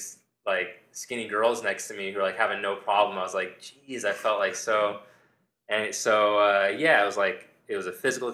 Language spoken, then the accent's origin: English; Southern California, United States; I grew up in Southern California